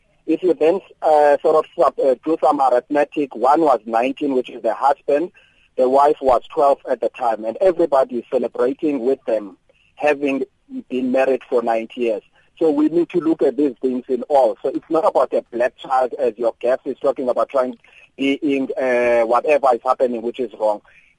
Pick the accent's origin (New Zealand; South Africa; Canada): South Africa; Eastern Cape; I am from the Eastern Cape.